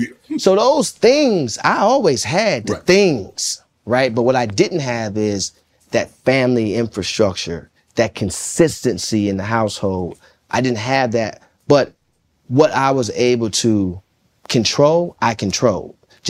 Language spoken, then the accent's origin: English; Jonesboro, Arkansas, United States; I'm coming from Jonesboro, Arkansas.